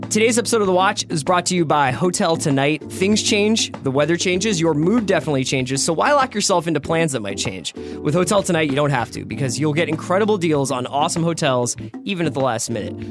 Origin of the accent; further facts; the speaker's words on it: Philadelphia, Pennsylvania, United States; I'm from a little little ha- little tucked in neighborhood called Fairmount